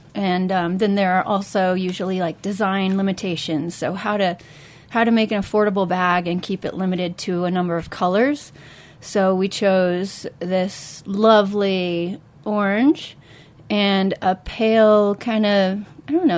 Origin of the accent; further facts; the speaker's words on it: Kansas City, Missouri, United States; moved away; I'm originally from Kansas City